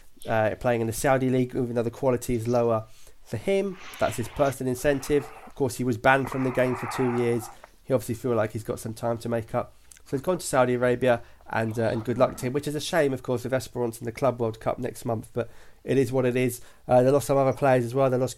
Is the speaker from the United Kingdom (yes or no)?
yes; United Kingdom; accent: British; I am got a British voice